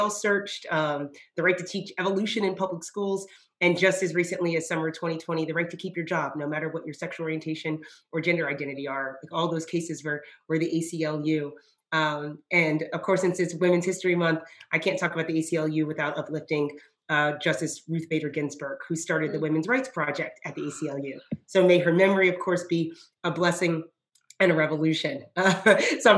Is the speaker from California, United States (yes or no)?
no; Georgia, United States; also born or lived in Japan; I am a child of the American South. I was raised by a Black mom in Georgia